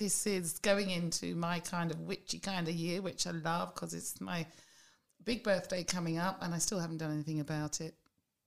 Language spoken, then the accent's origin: English; London, United Kingdom; I'm a Londoner.